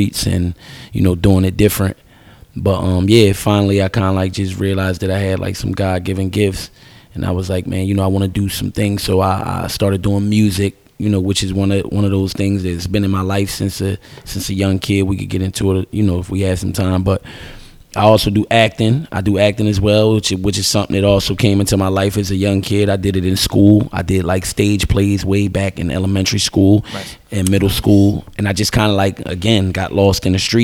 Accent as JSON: {"language": "English", "town": "Camden", "region": "New Jersey", "country": "United States", "tie": "born or raised there", "said": "I'm from Camden City, New Jersey, born and raised"}